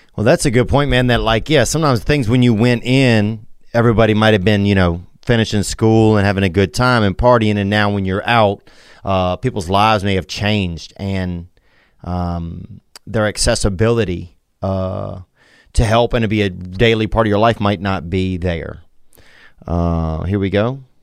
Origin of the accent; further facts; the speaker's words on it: Louisiana, United States; also born or lived in Nashville; now in Los Angeles, United States; I'm from Louisiana, but I live right now in Los Angeles and Nashville